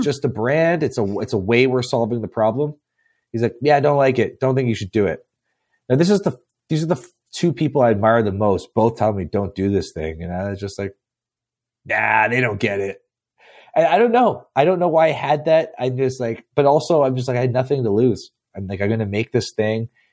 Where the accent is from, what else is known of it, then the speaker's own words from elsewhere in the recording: Canada; I'm from Canada. It gets cold here